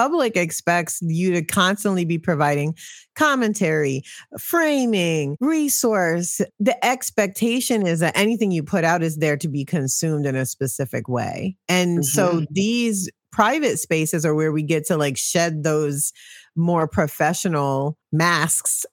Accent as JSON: {"language": "English", "town": "New York City", "region": "New York", "country": "United States", "moved": "yes", "lives_now": "Charlotte, United States", "said": "I'm originally from Brooklyn, New York. I live in Charlotte, North Carolina"}